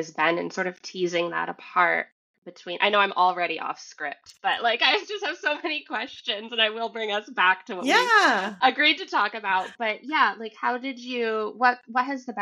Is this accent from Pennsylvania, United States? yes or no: no; Vermont, United States; now in Massachusetts, United States; I'm in Massachusetts. I grew up in Vermont.